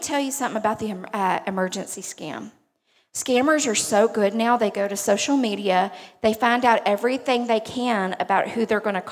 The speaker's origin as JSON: {"language": "English", "town": "Beaumont", "region": "Texas", "country": "United States", "accent": "twang", "said": "I'm originally from Beaumont, if you can't tell from my twang"}